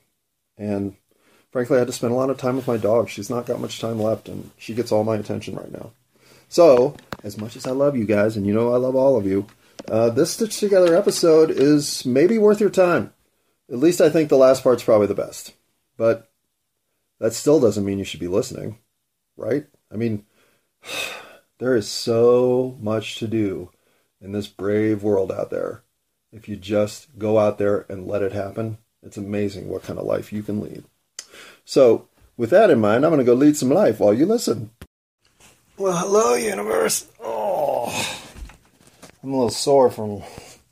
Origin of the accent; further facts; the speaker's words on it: Colorado, United States; I'm from Colorado.